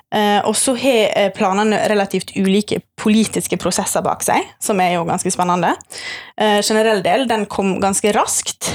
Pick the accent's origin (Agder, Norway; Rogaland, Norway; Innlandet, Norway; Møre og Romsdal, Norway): Møre og Romsdal, Norway; Sunnmøre; now in Bergen, Norway; jeg er sunnmøring, eh, men jeg har bodd i Bergen siden 2014 ca.